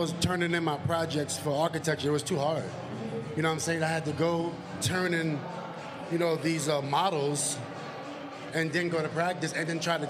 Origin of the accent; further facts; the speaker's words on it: New York City, New York, United States; I'm from Queensbridge